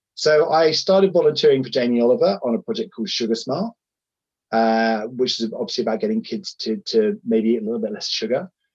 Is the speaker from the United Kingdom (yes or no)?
yes; Sussex, South East England, United Kingdom; I grew up in the Sussex countryside